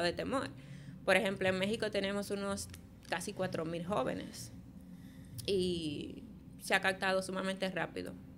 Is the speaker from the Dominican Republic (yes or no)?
yes; Santo Domingo, Dominican Republic; also born or lived in Polo, Barahona / Barahona; viví en Polo hasta que tenía como nueve años, más o menos. Eh, allá vivía con mi mamá y vine a los nueve años a vivir aquí, a Santo Domingo.